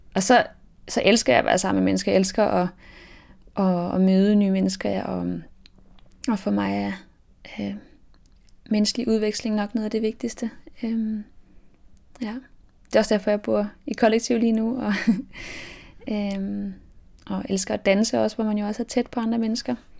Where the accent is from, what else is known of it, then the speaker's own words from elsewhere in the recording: Denmark; also born or lived in France; jeg er opvokset i Frankrig, og mine, mine forældre eller det vil sige, at min far er fransk, og min mor er dansk. Og øhm, da mine forældre blev, jeg gik fra hinanden, da jeg var syv år, så flyttede min mor og jeg til, til Danmark